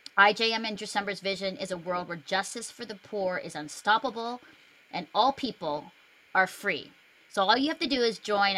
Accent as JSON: {"language": "English", "country": "Philippines", "also_born_or_lived": "Canada", "said": "it has to do with the Philippines and me being Filipino and Canadian and Canada's part in all of this."}